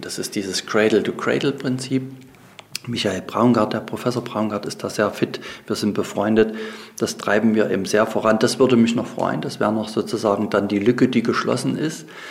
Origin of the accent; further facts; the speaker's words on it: Saxony, Germany; Ich bin ja selber in einer Fürsterei aufgewachsen hier in Sachsen